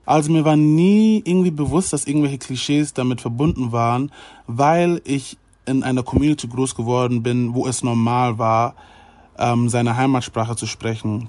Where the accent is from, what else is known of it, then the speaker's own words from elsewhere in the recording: Germany; mit Deutsch natürlich, weil ich in Deutschland geboren wurde und weil ich hier mein ganzes Leben schon lebe